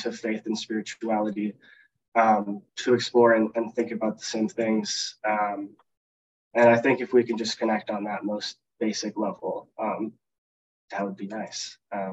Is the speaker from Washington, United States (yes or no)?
yes; Seattle, Washington, United States; moved away as an adult; now in Washington, D.C., United States; I grew up in South Seattle Friends Meeting.